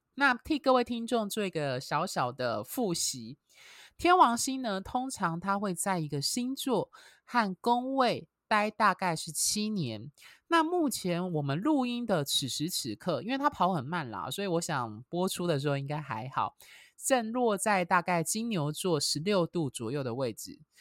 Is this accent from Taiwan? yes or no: yes; Miaoli County, Taiwan; also born or lived in Taichung; 小时候是住在台中，后来搬到老家，就是我爸的那边的家族就是在苗栗这样子